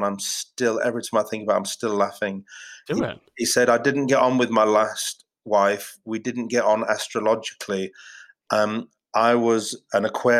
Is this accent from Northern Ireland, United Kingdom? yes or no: no; Yorkshire and the Humber, United Kingdom; the north, I'm from Yorkshire, and I'm sort of, you know, I was like free dinners kid, so like I've got a bit of a northern chip on my shoulder